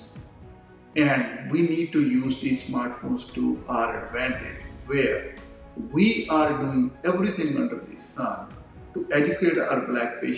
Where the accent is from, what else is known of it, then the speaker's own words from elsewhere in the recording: India; moved away as an adult; also born or lived in New York; I'm a physician from India.